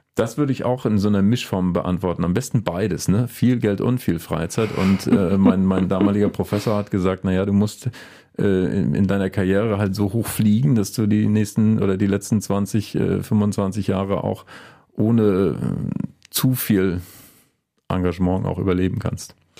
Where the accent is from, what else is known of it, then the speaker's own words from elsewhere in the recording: Mecklenburg-Vorpommern, Germany; moved away as an adult; also born or lived in Rostock; now in Bergisches Land, Germany; Also ich bin in Mecklenburg aufgewachsen äh, und habe in Rostock studiert, Mathematik und Philosophie.